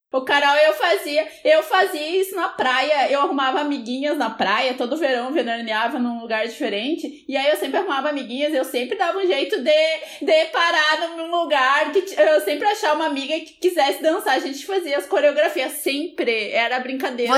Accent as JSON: {"language": "Portuguese", "region": "Rio Grande do Sul", "country": "Brazil", "tie": "born or raised there", "also_born_or_lived": "Tapera", "said": "na minha adolescência eu morava em Rio Parque, que é uma cidade pequena aqui do Rio Grande do Sul"}